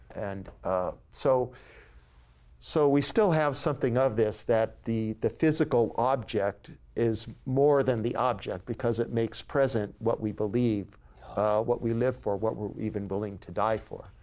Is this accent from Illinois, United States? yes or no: no; San Diego, California, United States; now in San Francisco, United States; I was born and raised in San Diego